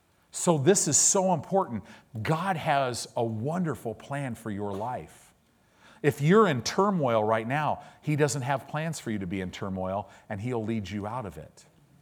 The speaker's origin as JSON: {"language": "English", "region": "California", "country": "United States", "tie": "born or raised there", "said": "Because I grew up in Southern California"}